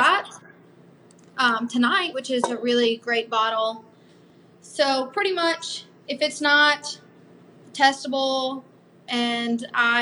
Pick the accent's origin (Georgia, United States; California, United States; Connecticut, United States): Georgia, United States; moved away; I'm actually from Georgia. So my family lives in Atlanta. So I was going to move back home